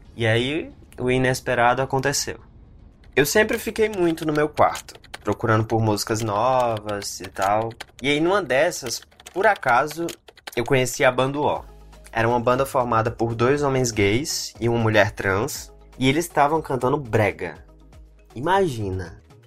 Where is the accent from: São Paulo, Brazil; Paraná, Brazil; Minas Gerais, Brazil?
São Paulo, Brazil; Franca; now in São Paulo, Brazil; Eu cresci em Franca